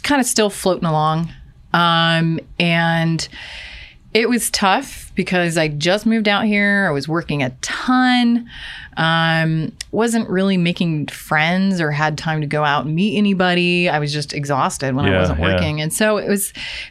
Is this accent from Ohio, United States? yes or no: yes; Ohio, United States; moved away as an adult; now in Seattle, United States; I'm from Ohio